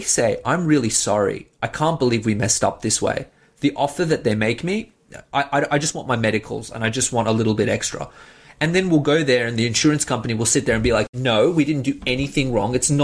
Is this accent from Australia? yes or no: yes; Australia; also born or lived in Iran; I'm a first generation Australian, and you know, my family came here from Iran when we were fairly young. And growing up in Australia